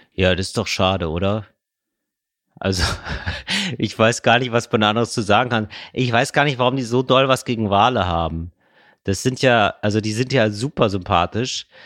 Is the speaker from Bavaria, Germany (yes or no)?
no; Geldern, North Rhine-Westphalia, Germany; ich bin aufgewachsen in Geldern, nahe der holländischen Grenze